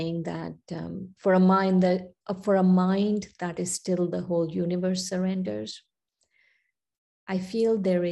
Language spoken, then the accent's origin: English; India; moved away; I was born and raised in India, then I came here.